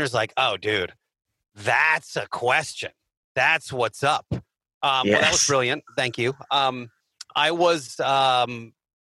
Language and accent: English; Philadelphia, Pennsylvania, United States; I'm from Philly